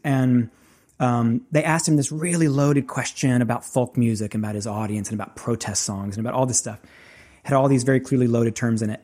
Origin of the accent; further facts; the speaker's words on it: the South, United States; I grew up in the South, grew up in, in church